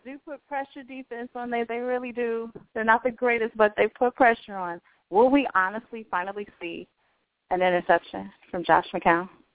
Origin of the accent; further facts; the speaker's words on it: Chicago, Illinois, United States; I'm from Chicago